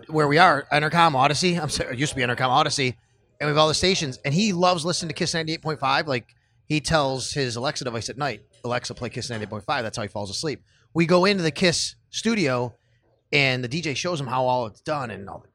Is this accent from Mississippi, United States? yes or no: no; Buffalo, New York, United States; moved away as an adult; also born or lived in Florida; a very good friend of mine who we grew up, we went to Cleve Hill together.